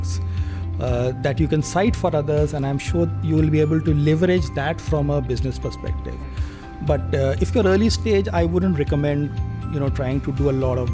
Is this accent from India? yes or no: yes; Delhi, India; I'm from Delhi